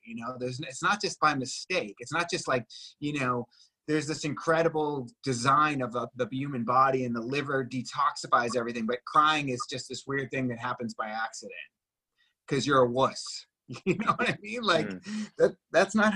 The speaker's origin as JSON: {"language": "English", "town": "Boston", "region": "Massachusetts", "country": "United States", "also_born_or_lived": "Venice, California", "moved": "yes", "said": "I'm from Boston originally, you know, like tough guys don't cry"}